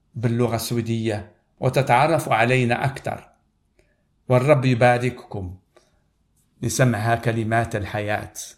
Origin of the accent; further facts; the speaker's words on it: Morocco; انا من المغرب